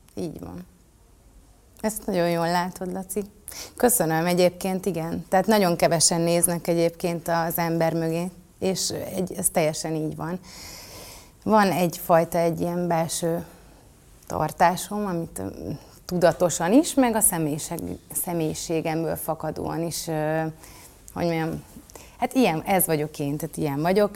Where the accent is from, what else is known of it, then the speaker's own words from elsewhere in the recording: Budapest, Hungary; 12. kerületben születtem, és ott is, tehát hogy én egy, én egy budapesti lány vagyok.